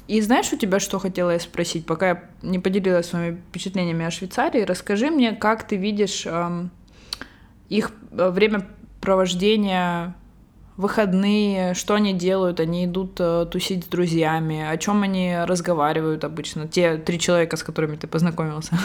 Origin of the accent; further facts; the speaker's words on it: Russia; now in Barcelona, Spain; я вообще русская, но живу в Барселоне.